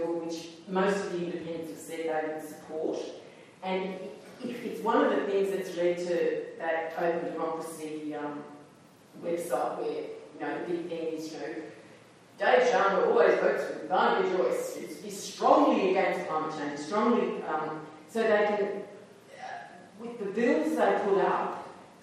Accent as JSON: {"language": "English", "region": "Queensland", "country": "Australia", "said": "when I was a kid, I'm a Queenslander"}